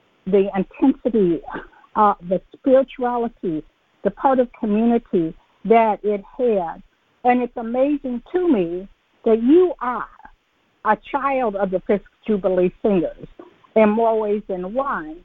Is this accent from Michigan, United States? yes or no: yes; Detroit, Michigan, United States; My mother was born in Detroit. I was born in Detroit. I mean, I think I was grown before I went to Atlanta